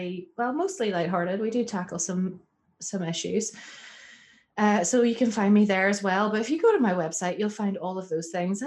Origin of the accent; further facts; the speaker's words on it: Northern Ireland, United Kingdom; I'm from Northern Ireland.